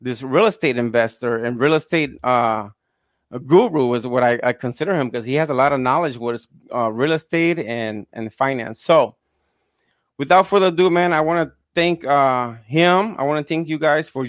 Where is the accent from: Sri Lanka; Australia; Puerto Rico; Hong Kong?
Puerto Rico; Fajardo; moved away; I grew up in Puerto Rico, Fajardo